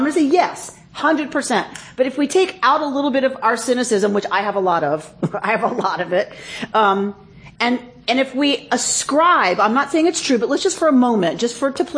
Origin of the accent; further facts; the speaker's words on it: United States; I'm still an American and I'm still a patriot